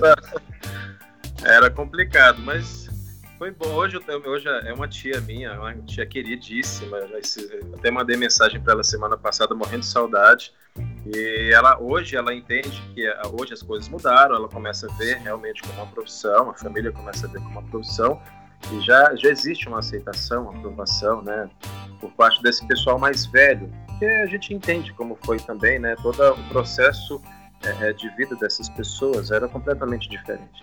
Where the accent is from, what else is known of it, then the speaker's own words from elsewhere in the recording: Teófilo Otoni, Minas Gerais, Brazil; moved away as an adult; also born or lived in Belo Horizonte; Eu comecei em Minas Gerais, eu sou mineiro, na verdade. Eu nasci numa cidade pequena do norte de Minas Gerais, chama-se Teófilo Otoni